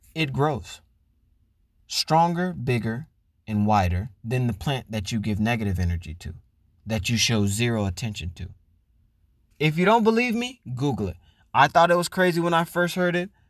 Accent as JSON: {"language": "English", "region": "Florida", "country": "United States", "tie": "born or raised there", "moved": "as an adult", "lives_now": "California, United States", "said": "I'm from Florida, which is the South, which is huge on obesity, diabetes, and meat. Never met a vegetarian eighteen years I lived there"}